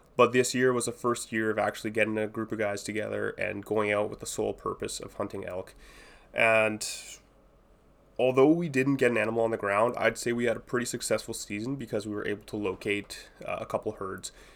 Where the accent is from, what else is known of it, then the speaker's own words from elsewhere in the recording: Edmonton, Alberta, Canada; I'm from Edmonton